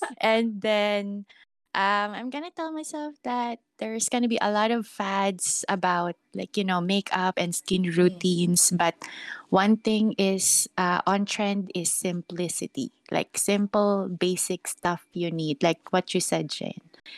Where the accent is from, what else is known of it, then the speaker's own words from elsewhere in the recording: Philippines; this actually stuck in my head when I came like from Philippines up to...